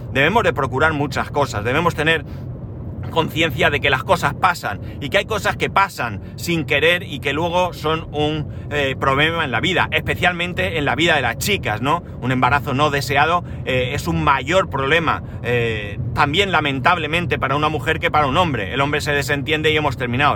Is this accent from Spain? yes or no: yes; Spain